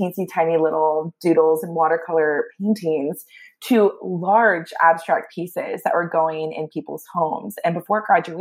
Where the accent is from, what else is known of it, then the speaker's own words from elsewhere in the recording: Augusta, Georgia, United States; moved away as an adult; now in New York City, United States; I grew up down south in Augusta, Georgia